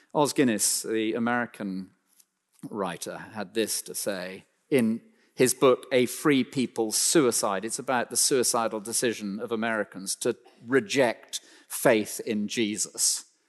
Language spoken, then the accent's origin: English; United Kingdom; we're so British